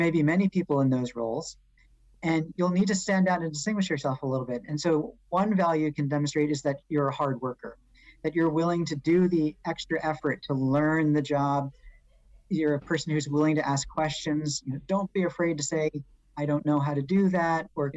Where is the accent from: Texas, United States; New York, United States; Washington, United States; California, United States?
New York, United States; New York City; being a New Yorker